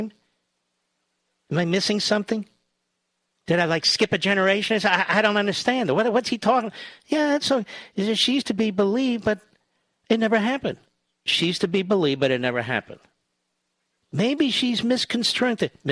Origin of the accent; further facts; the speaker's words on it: Loudoun County, Virginia, United States; I'm from Loudoun County, Virginia.